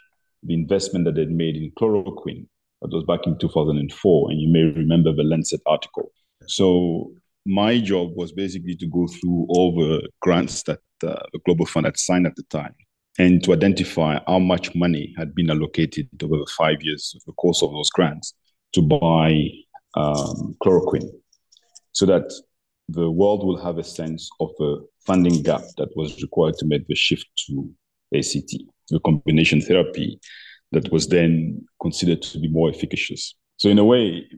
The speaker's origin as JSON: {"language": "English", "region": "Abidjan", "country": "Côte d’Ivoire", "tie": "born or raised there", "said": "as I was growing up in Abidjan"}